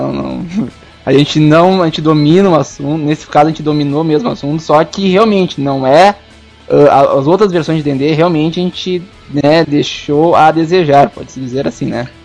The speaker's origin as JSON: {"language": "Portuguese", "region": "South Region", "country": "Brazil", "said": "e a gente é do Sul"}